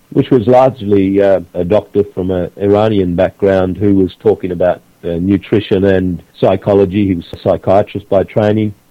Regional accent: Queensland, Australia; I found a job, a little job actually back in this town that's my hometown, and I I did a, a what we call a locum, a relief job for six months, and then went back to another Western uh, Queensland town called Roma.

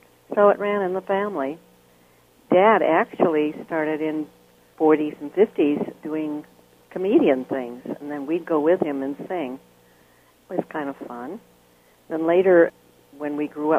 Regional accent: Chicago, Illinois, United States; I grew up in Chicago, Illinois.

